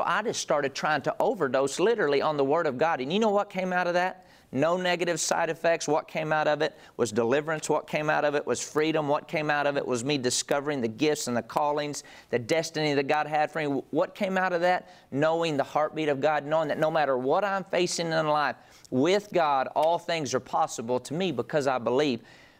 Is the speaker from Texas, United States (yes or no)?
yes; Andrews, Texas, United States; This is my partner story. I grew up in Andrews, Texas in a great family